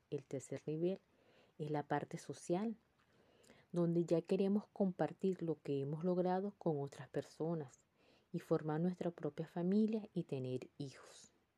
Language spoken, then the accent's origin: Spanish; Venezuela; moved away as an adult; Ya había alcanzado el cuarto nivel en mi país, en Venezuela, y ahora estoy en otro país como emigrante